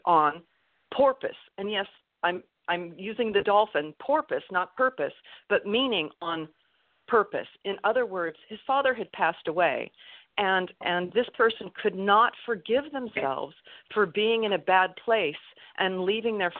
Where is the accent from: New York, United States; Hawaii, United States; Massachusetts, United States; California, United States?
California, United States; moved away; also born or lived in Utah; I've been here in California again, because I grew up here in California.